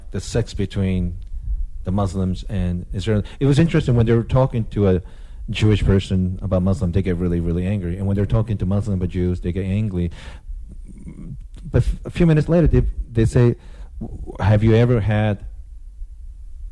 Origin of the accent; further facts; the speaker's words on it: Japan; I'm ethnically Korean, but growing up in Japan